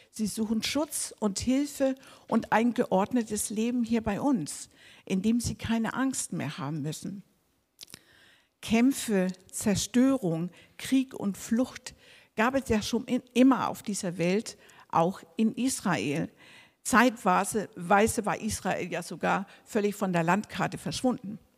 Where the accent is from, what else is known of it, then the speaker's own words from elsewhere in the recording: Denmark; also ich bin Dänin, ne?